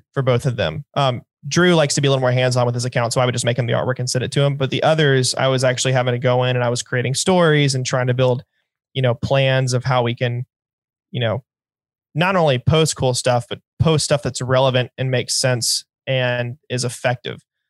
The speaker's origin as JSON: {"language": "English", "region": "North Carolina", "country": "United States", "said": "I'm from North Carolina"}